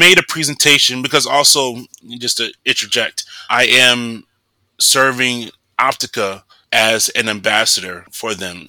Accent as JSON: {"language": "English", "country": "United States", "tie": "born or raised there", "also_born_or_lived": "Atlanta, Georgia", "said": "I'm the only one there that's Black and American, born and raised in America"}